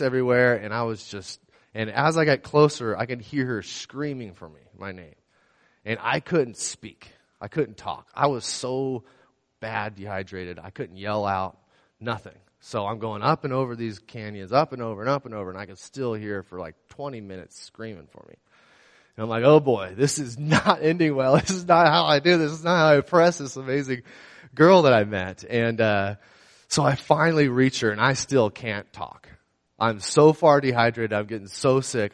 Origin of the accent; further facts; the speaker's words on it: San Luis Obispo County, California, United States; also born or lived in Pismo Beach, California / Paso Robles, California; I was born and raised here in San Luis Obispo County